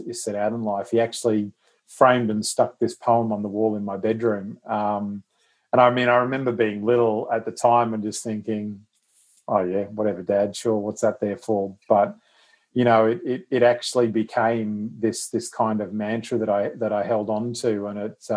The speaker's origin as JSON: {"language": "English", "region": "Queensland", "country": "Australia", "said": "being a Queenslander"}